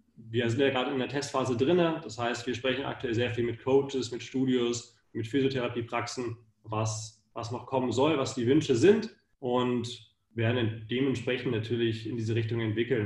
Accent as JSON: {"language": "German", "area": "Hanover district", "region": "Lower Saxony", "country": "Germany", "also_born_or_lived": "Munich, Germany / United States", "moved": "as an adult", "lives_now": "Vienna, Austria", "said": "ich komme aus Deutschland, aus der LK Hannover"}